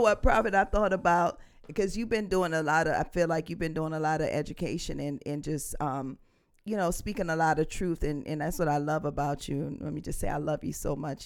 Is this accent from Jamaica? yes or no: yes; Jamaica; I'm from Jamaica